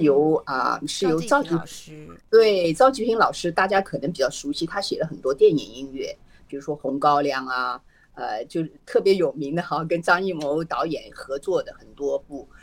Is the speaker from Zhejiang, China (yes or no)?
yes; Hangzhou, Zhejiang, China; now in California, United States; 我老家是浙江杭州人